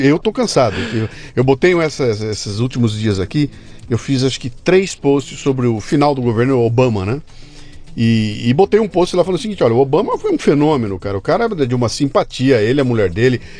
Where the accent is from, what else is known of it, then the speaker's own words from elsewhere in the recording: Brazil; eu sou brasileiro